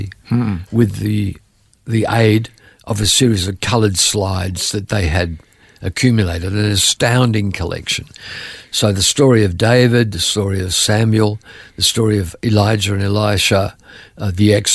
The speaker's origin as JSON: {"language": "English", "town": "Adelaide", "region": "South Australia", "country": "Australia", "tie": "born or raised there", "moved": "as an adult", "said": "I was born in 1946 in Adelaide, South Australia. I was there until I was 20."}